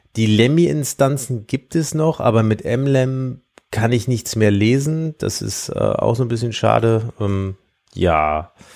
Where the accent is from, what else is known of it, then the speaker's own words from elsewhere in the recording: Siegburg, North Rhine-Westphalia, Germany; aus meiner Heimatstadt